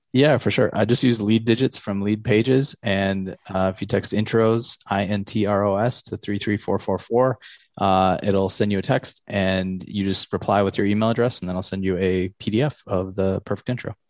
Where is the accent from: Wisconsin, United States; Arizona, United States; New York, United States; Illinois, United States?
Wisconsin, United States; Eau Claire; I grew up in Eau Claire